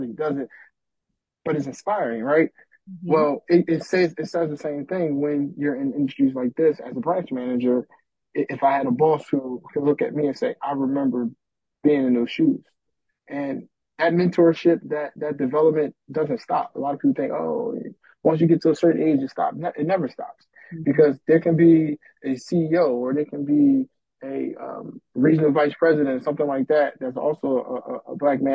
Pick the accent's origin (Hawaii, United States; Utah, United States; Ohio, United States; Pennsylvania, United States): Pennsylvania, United States; Philadelphia; growing up in North Philadelphia, there was no banks in the hood.